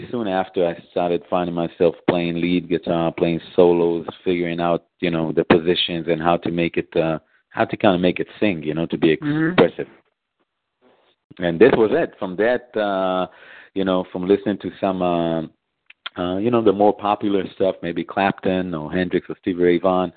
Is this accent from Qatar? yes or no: no; Israel; born or raised there; moved away as an adult; also born or lived in Memphis, United States; now in Chicago, United States